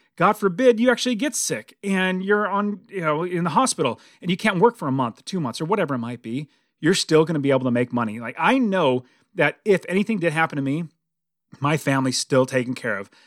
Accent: United States; as American

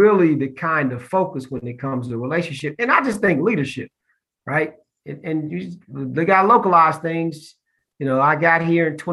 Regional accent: Columbus, Ohio, United States; also born or lived in Austin, Texas; now in Charlotte, United States; my home, I mentioned, is Columbus, Ohio

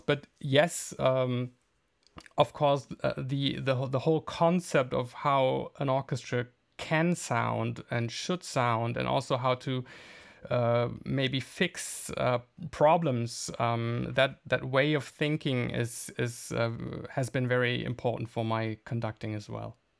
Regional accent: Bielefeld, North Rhine-Westphalia, Germany; moved away as an adult; also born or lived in The Hague / Berlin; my hometown, Bielefeld

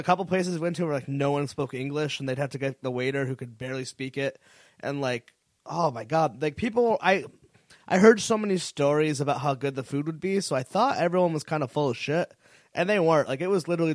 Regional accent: Connecticut, United States; moved away; I was from Connecticut

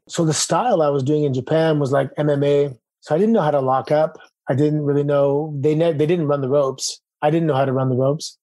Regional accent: Toronto, Ontario, Canada; moved away as an adult; Growing up in Toronto

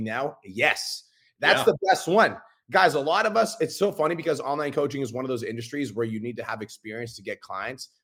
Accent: Kelowna, British Columbia, Canada; I'm from Kelowna, British Columbia

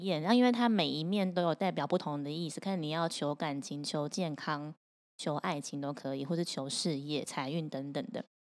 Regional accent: Taipei, Taiwan; 我台北人

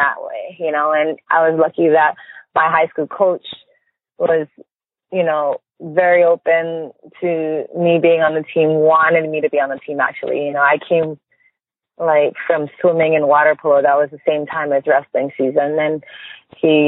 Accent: Hawaii, United States; I grew up in Hawaii

